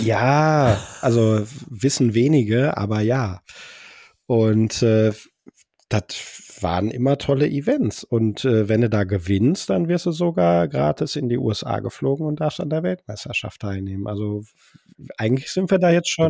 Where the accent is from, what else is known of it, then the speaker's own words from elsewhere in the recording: Bochum, North Rhine-Westphalia, Germany; ich komme aus Bochum